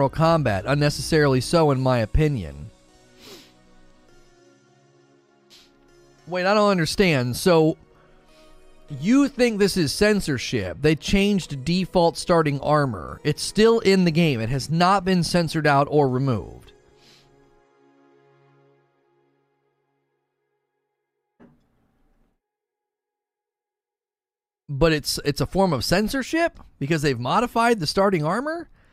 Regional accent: the North, United States; I'm from the North

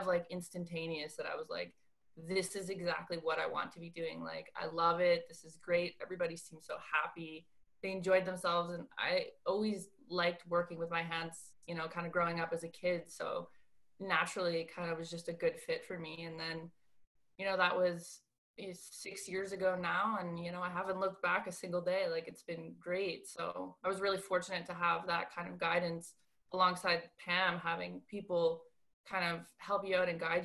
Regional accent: Moncton, New Brunswick, Canada; I grew up in New Brunswick in a really small town

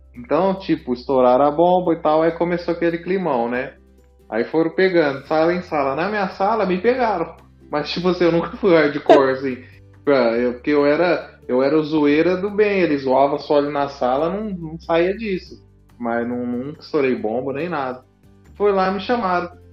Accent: São Paulo, Brazil; a gente é do estado de São Paulo

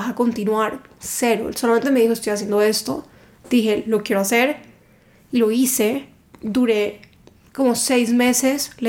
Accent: Cali, Valle del Cauca, Colombia; now in Bogotá, Colombia; Yo soy de Cali

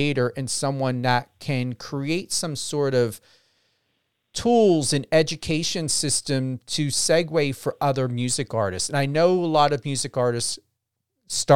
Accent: New Jersey, United States; also born or lived in Las Vegas; I'm from Jersey

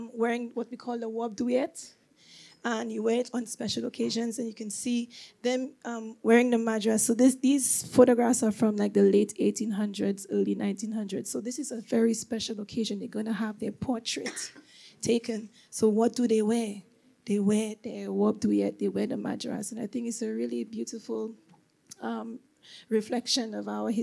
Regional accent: St. Lucia; moved away; I grew up in St. Lucia

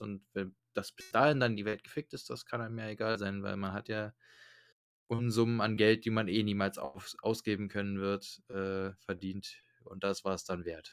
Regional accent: Germany; bei uns in Deutschland

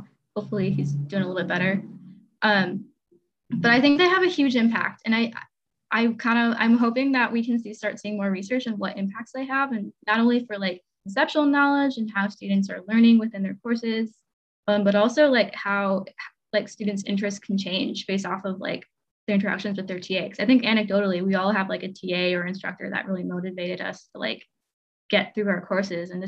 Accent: Midwest, United States; I'm from the Midwest

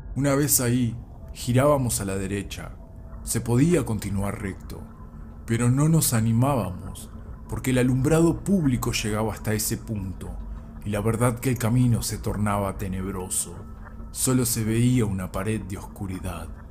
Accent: Neuquén, Argentina; moved away; desde Neuquén Capital, el lugar donde me crié

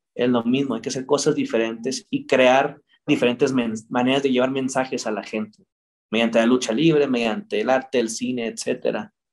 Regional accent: Mexico

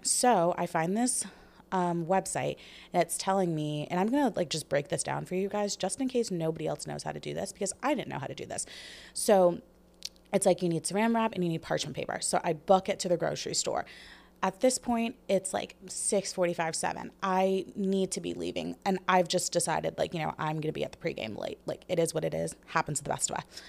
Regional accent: United States; as an American society

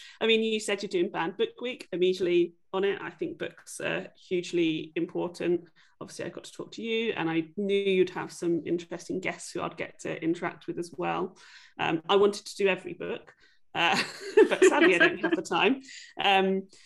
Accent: England, United Kingdom; I grew up in England

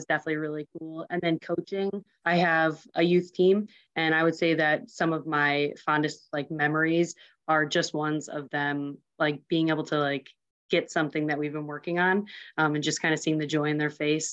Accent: Huntley, Illinois, United States; I'm from a small town called Huntley, Illinois

